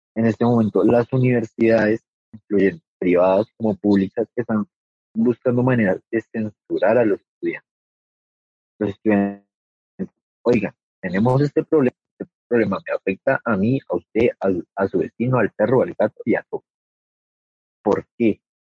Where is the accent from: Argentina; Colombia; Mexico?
Colombia; todos somos colombianos